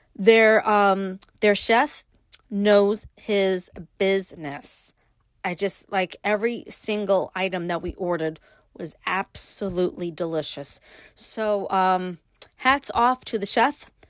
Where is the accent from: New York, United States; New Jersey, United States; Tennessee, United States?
New York, United States; New York City; moved away; I grew up in Brooklyn